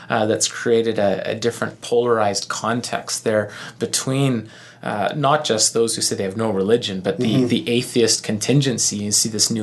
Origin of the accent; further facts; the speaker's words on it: Canada; it's second nature for us as Canadian